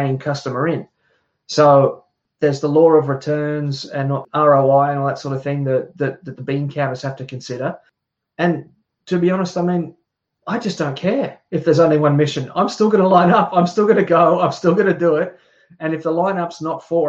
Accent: Australia; me growing up in Australia

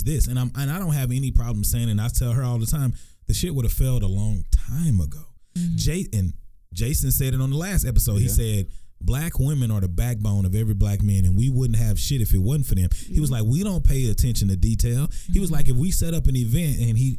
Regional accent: Texarkana, United States; born or raised there; moved away

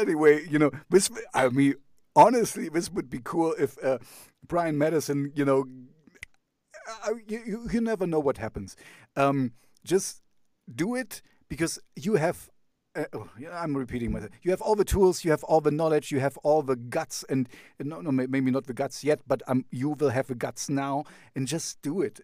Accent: Jena, Thuringia, Germany; English is a second language; my hometown is called Jena

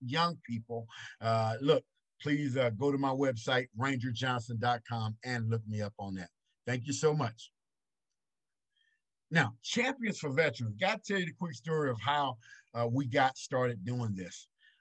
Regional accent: Marietta, Texas, United States; I'm from a little small town in East Texas, Cass County, called Marietta, Texas. Population 112. That's right. 112 people in my hometown. And I didn't even grow up in a town. I grew up 5 miles outside the town on a dirt road

